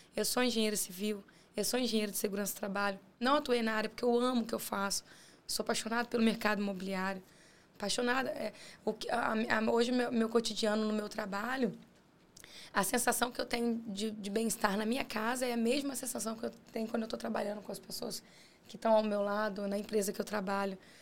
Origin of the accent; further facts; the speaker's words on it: Guarapari, Espírito Santo, Brazil; nós quatro somos de Guarapari.